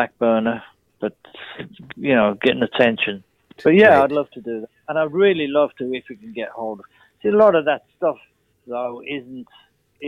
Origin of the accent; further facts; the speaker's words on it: England, United Kingdom; moved away as an adult; now in United States; being English